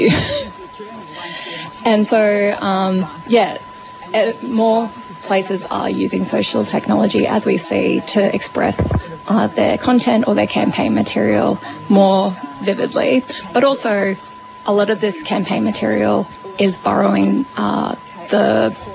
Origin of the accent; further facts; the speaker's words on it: Brisbane, Queensland, Australia; now in Melbourne, Australia; I grew up in Meenyan and I live here in Naam